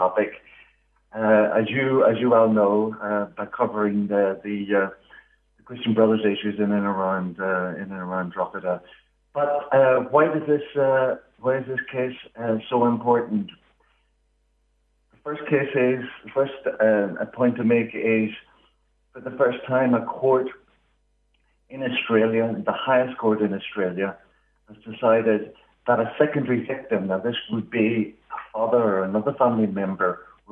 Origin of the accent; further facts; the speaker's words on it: Northern Ireland, United Kingdom; you might pick up from my accent, I'm from Northern Ireland